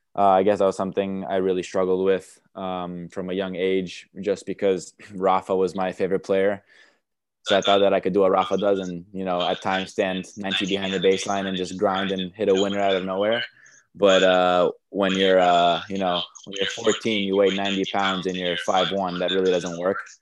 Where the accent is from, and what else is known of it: New York, United States; born or raised there; first language Romanian; English is a second language; moved away; also born or lived in Romania / Chicago / Bradenton, Florida